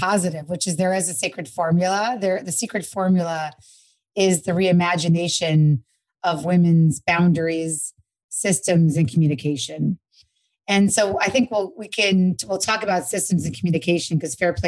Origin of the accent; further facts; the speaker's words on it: New York, United States; now in Los Angeles, United States; I'm from New York, but I live in LA now.